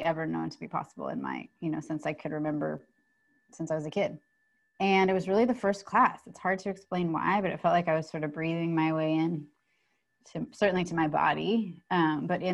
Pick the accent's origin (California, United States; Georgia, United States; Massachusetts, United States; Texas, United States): California, United States; San Francisco; moved away as an adult; also born or lived in New York; I grew up in San Francisco and then lived in New York